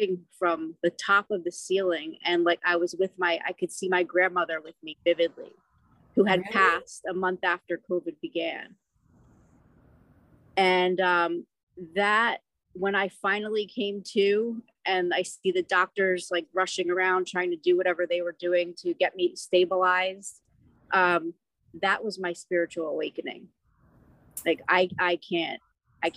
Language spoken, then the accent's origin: English; New Jersey, United States; I'm from New Jersey.